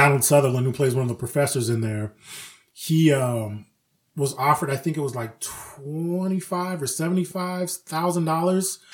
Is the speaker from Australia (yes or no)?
no; Ireland; I grew up in Ireland.